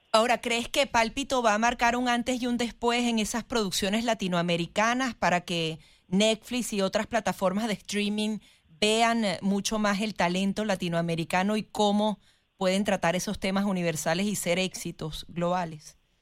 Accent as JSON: {"language": "Spanish", "country": "Venezuela", "said": "los venezolanos tenemos esa nostalgia"}